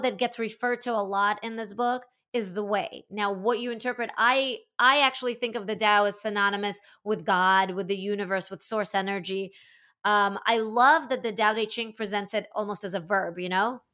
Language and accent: English; Latvia; I was born in the former Soviet Union, I was born in Latvia